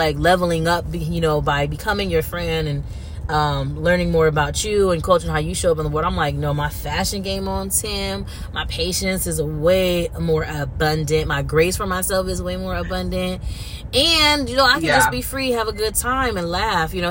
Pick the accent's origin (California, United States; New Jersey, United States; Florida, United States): California, United States; I'm from California. I'm not from